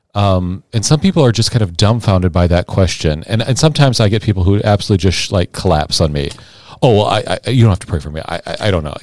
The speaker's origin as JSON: {"language": "English", "town": "Sioux City", "region": "Iowa", "country": "United States", "also_born_or_lived": "St. Louis, Missouri"}